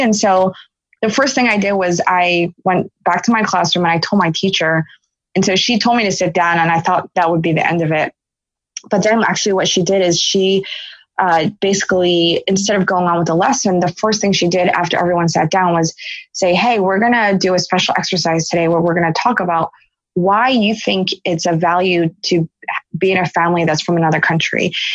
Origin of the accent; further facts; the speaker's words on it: Philadelphia, Pennsylvania, United States; I was born in Philadelphia. And then I have an older brother, and and uh, we're Philly natives